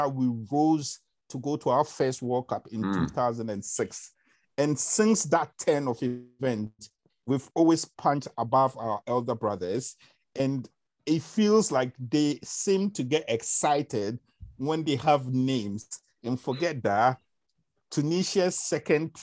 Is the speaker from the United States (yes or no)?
no; Accra, Greater Accra, Ghana; when I was growing up in Accra, Ghana